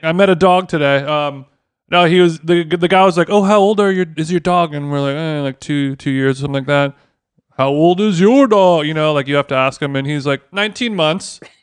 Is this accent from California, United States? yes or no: yes; Orange County, California, United States; me growing up in Orange County, California